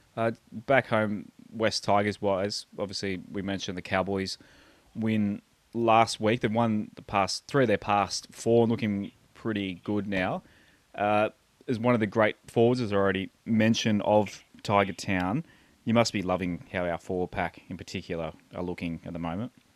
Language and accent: English; Terrigal, New South Wales, Australia; moved away; grew up in Terrigal